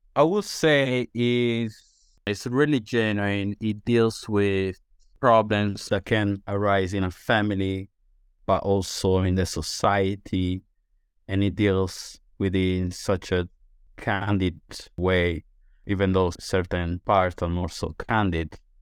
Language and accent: English; Sardinia, Italy; English is a second language; moved away as an adult; also born or lived in London, United Kingdom; now in St Albans, United Kingdom; So I am from Italy. Specifically, I'm from Sardinia, which is an island